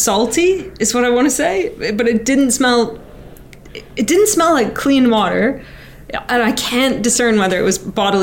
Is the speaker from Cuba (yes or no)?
no; Canada; now in United Kingdom; I'm Canadian